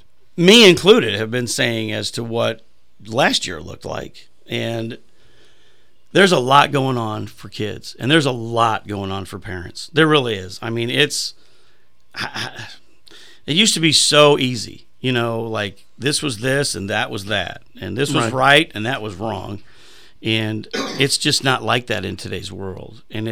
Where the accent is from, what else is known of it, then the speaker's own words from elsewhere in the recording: Mishawaka, Indiana, United States; as a kid growing up in Mishawaka, Indiana, or as a Navy brat with a man that was in the Navy, and we moved around like I did as a kid.